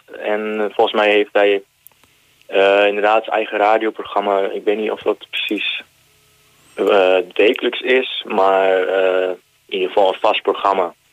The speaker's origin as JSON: {"language": "Dutch", "country": "Netherlands", "said": "dat wij uit Nederland kwamen."}